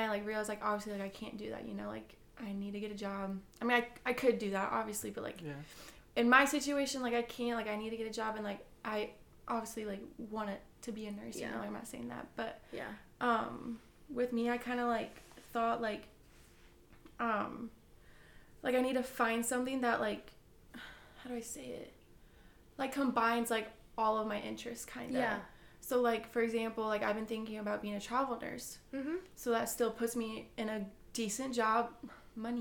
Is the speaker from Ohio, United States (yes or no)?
no; Illinois, United States; we're from Illinois